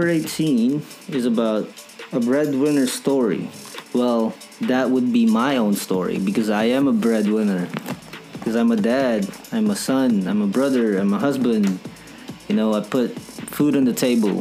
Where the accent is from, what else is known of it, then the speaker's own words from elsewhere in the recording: Philippines; I'm from the Philippines, right? Filipino, full-blooded, proud Filipino